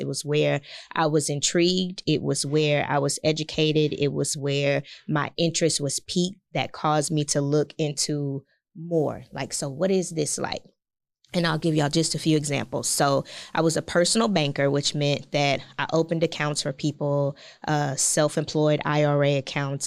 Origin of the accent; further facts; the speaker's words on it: Galveston, Texas, United States; also born or lived in Houston; born and raised in Galveston Island. So, uh, very close to Houston